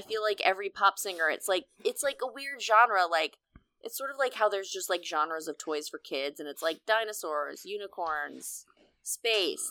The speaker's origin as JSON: {"language": "English", "region": "Pennsylvania", "country": "United States", "moved": "yes", "said": "I am famously from Pennsylvania."}